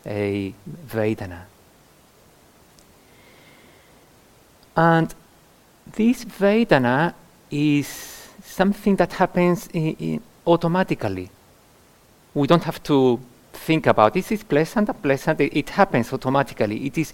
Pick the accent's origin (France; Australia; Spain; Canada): Spain; Andalusia; now in United Kingdom; Having been born in Andalusia, in the south of Spain